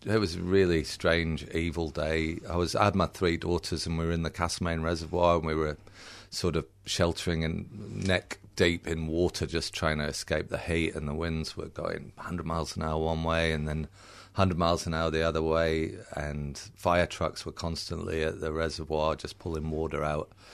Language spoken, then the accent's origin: English; United Kingdom; accent: a bit British; also born or lived in England; now in Australia; I was born in Britain and I do sound a bit British.